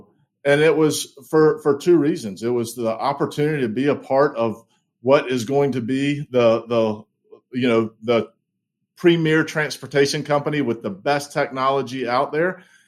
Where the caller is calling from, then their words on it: Charlotte, North Carolina, United States; And I'm calling in from beautiful Charlotte, North Carolina.